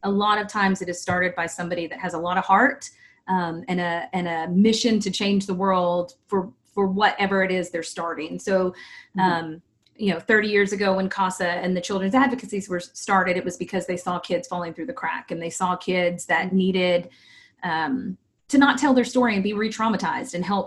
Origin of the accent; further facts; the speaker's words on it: Texas, United States; I'm from Texas